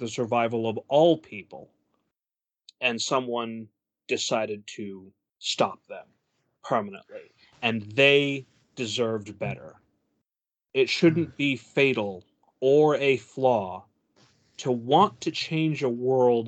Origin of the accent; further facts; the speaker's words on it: United States; I am an American